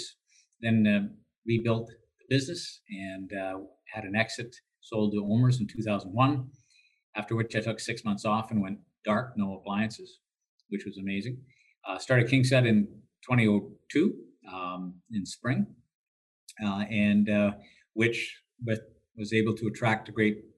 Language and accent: English; Edmonton, Alberta, Canada; moved away; also born or lived in Toronto; I grew up in Edmonton